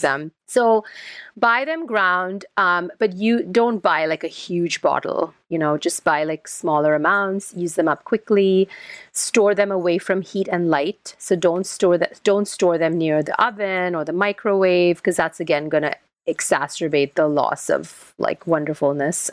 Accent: India; moved away; I'm Indian um, originally

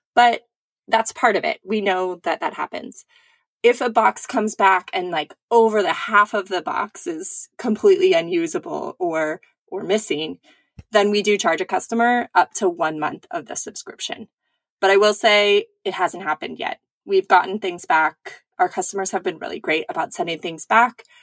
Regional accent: California, United States; I grew up in California

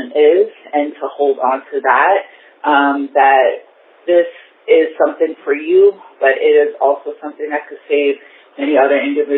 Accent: Bronx, New York, United States; I'm from the Bronx.

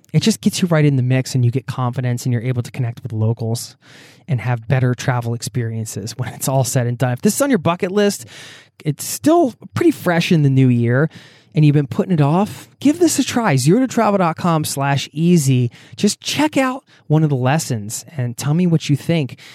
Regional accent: outside of Philadelphia, Pennsylvania, United States; moved away as an adult; now in Norway; I grew up outside of Philadelphia

